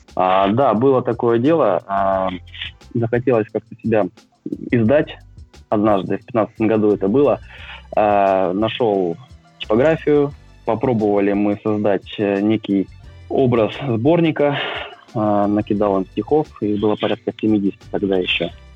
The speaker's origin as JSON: {"language": "Russian", "town": "Krasnoyarsk", "region": "Krasnoyarsk Krai", "country": "Russia", "tie": "born or raised there", "moved": "as an adult", "lives_now": "Moscow, Russia", "said": "родился я в замечательном городе Красноярске, который находится в Сибирском регионе вырос, в принципе, тоже там."}